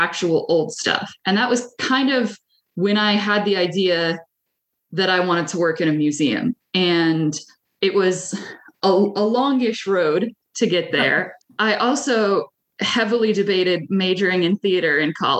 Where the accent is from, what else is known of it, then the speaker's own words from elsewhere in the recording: Brunswick, Maine, United States; also born or lived in Minneapolis, Minnesota; My parents moved out here when I was one. And I grew up in Brunswick.